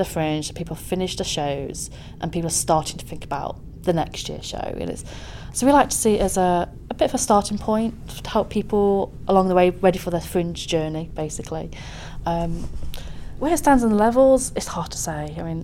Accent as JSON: {"language": "English", "town": "Nottingham", "region": "East Midlands", "country": "United Kingdom", "tie": "born or raised there", "said": "I'm very biased of Nottingham. It's my hometown."}